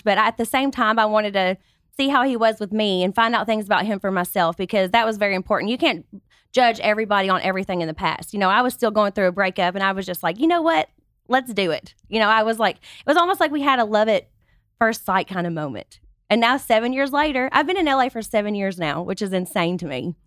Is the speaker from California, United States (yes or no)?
no; Kentucky, United States; moved away as an adult; now in Los Angeles, United States; I grew up on a five hundred acre tobacco farm